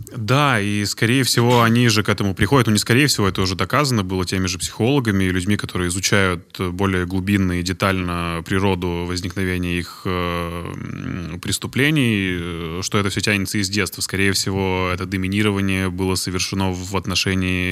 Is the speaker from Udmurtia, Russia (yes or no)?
yes; Izhevsk, Udmurtia, Russia; Я из Ижевска